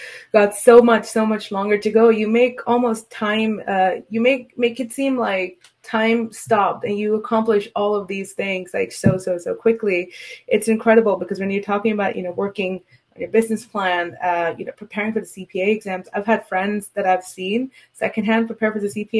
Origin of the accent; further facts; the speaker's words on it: India; I'm from India